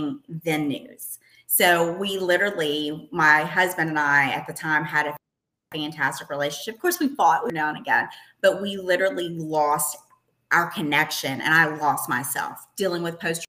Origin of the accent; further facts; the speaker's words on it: Eastern Kentucky, United States; moved away as an adult; also born or lived in Richmond, Kentucky / Lexington, Kentucky; I am from the mountains of Eastern Kentucky, grown and then went to college in Richmond, Kentucky, and ended up in Lexington, Kentucky as a TV reporter